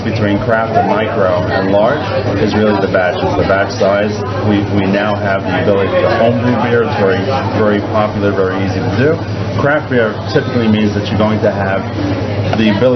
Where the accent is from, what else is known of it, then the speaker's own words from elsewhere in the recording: New York City, New York, United States; moved away as an adult; also born or lived in Teaneck, New Jersey; now in Israel; I'm from New York, Brooklyn, New York